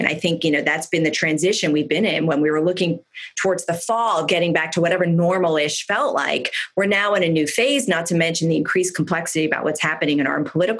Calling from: California, United States; I mean, I'm calling in from Silicon Valley. Our fire season is far from done. We've just had two of the biggest fires in the state's history.

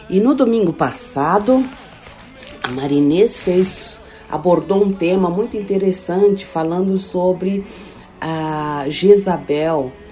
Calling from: Germany; sou aqui da Alemanha

